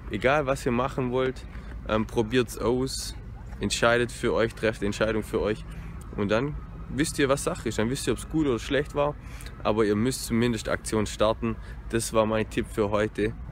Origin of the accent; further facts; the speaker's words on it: Konstanz, Baden-Württemberg, Germany; now in Dresden, Germany; Und ich komme ja aus dem Süden, ich komme aus Konstanz, das heißt ähm, sieben Stunden Distanz.